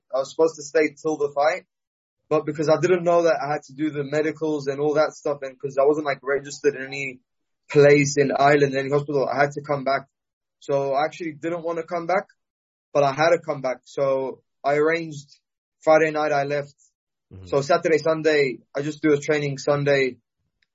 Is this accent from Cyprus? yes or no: yes; Cyprus; I'm still from Cyprus.